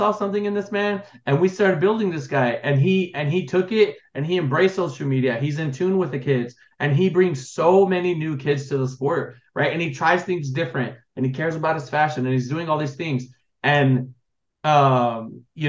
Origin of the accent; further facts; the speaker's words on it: Los Angeles, California, United States; my family, I'm from Los Angeles